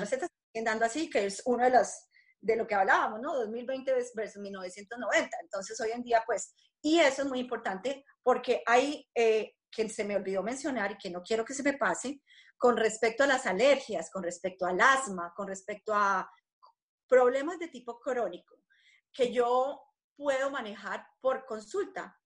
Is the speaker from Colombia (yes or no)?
yes; Colombia; moved away; yo, pues siendo colombiana y teniendo a mi familia, mis padres y mis hermanos en Colombia